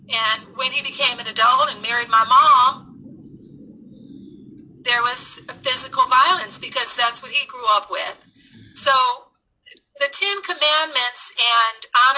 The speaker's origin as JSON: {"language": "English", "town": "Los Angeles", "region": "California", "country": "United States", "tie": "born or raised there", "said": "We grew up in Los Angeles in the inner city"}